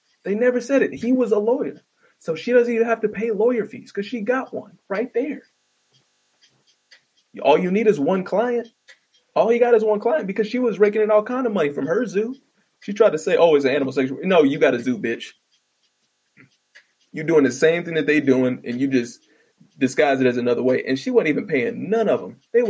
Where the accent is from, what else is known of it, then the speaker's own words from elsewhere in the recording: Midwest, United States; I'm from the Midwest, or the Midwaste of the Bible Belt